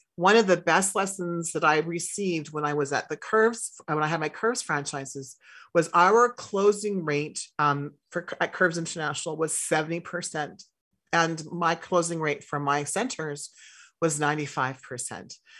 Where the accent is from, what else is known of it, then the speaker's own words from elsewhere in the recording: Saskatchewan, Canada; I grew up in Saskatchewan